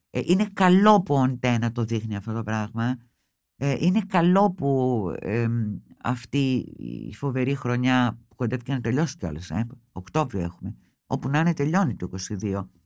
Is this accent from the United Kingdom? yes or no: no; Greece; Και εγώ δεν είμαι αυτό που λέμε λυσασμένη με την πατρίδα μου. Την αγαπώ την Ελλάδα πολύ